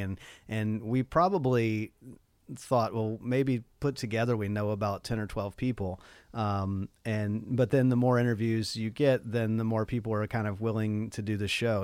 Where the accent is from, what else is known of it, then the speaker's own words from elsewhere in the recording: Nashville, Tennessee, United States; now in Los Angeles, United States; I grew up, uh, also in Nashville